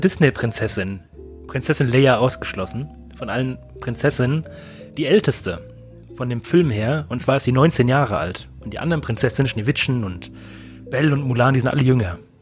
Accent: Germany; ich bin doch Deutscher

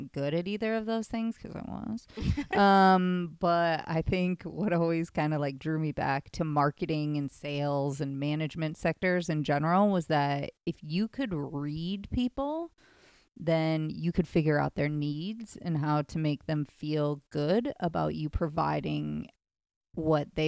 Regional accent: Midwest, United States; now in Los Angeles, United States; I grew up in the Midwest.

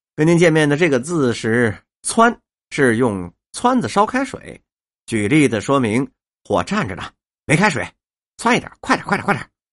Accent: Beijing, China; 咱们北京人呐，爱吃面

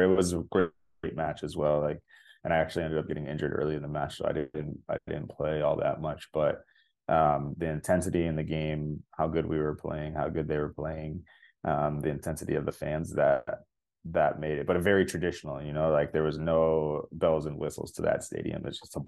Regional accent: Cleveland, Ohio, United States; moved away as an adult; now in Toronto, Canada; I grew up in Cleveland, such a small town when I grew up there

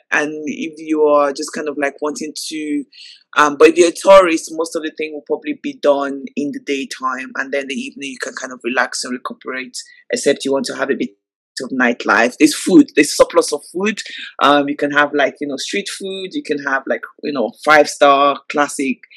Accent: Nigeria; obviously start with my hometown, start in Nigeria. Like, come on, like Nigerians, like we give, we're the party.

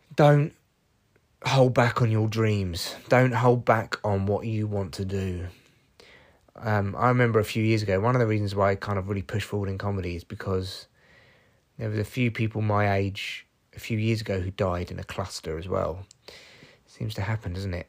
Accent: Barnet, London, United Kingdom; I grew up in Barnet

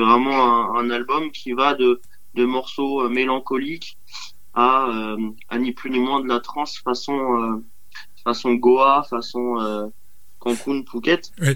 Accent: Dinard, Brittany, France; also born or lived in Dinan; je suis né à Dinard. Euh, je suis dinardais de cœur. Euh, mais j'ai été adopté très vite par Dinan

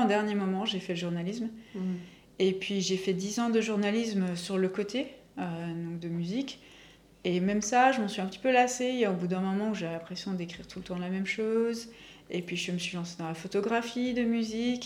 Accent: Belgium; moved away as an adult; also born or lived in Asia / Yssingeaux, France; now in Bordeaux, France; je suis belge

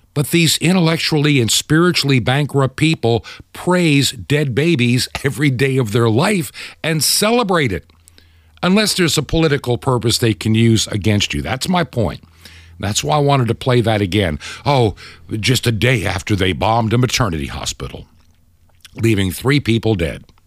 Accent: United States; as an American

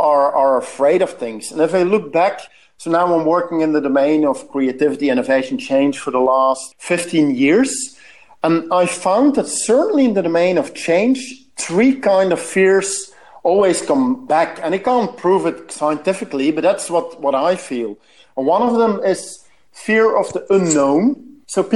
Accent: Belgium; I'm from Belgium, so we love our beers

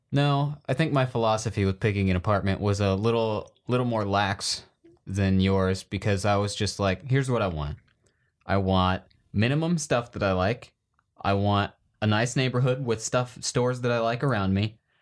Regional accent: Iowa, United States; growing up in Iowa

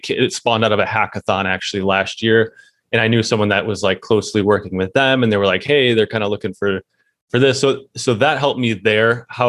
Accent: United States; It actually helped because I'm from America. They were based out of Singapore.

